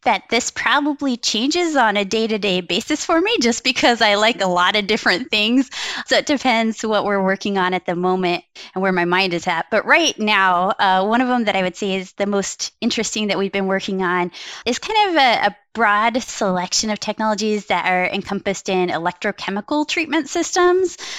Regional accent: Wyoming, United States; now in Milwaukee, United States; how I grew up in Wyoming.

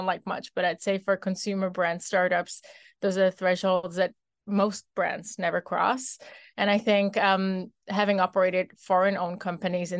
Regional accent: Czechia; moved away as an adult; now in United States; born and raised in the Czech Republic, living the American dream

